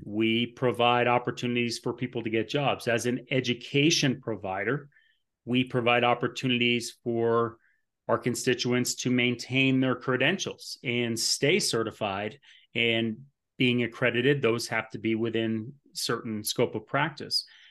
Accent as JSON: {"language": "English", "town": "Burlington", "region": "Vermont", "country": "United States", "tie": "born or raised there", "moved": "as an adult", "lives_now": "Colorado Springs, United States", "said": "I am from Burlington, Vermont."}